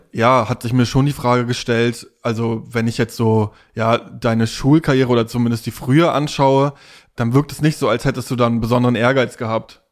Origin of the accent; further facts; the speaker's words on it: Stralsund, Mecklenburg-Vorpommern, Germany; im Plattenbauviertel Knieperwest. Da bin ich aufgewachsen in Stralsund